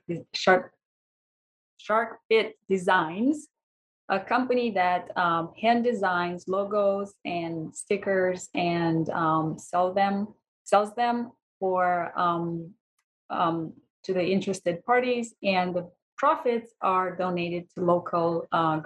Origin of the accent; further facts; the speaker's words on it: Romania; I am actually from Romania.